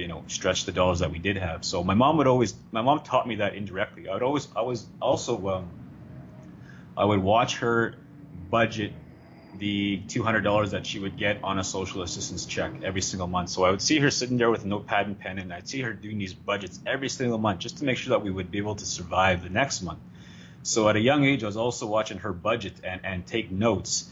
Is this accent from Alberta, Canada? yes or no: no; Sweetgrass First Nation, Saskatchewan, Canada; I am originally from Sweetgrass First Nation, Saskatchewan.